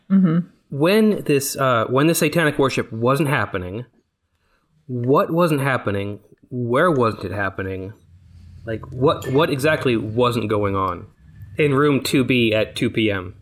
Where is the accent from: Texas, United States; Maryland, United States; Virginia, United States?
Texas, United States; I'm from Texas, not Kentucky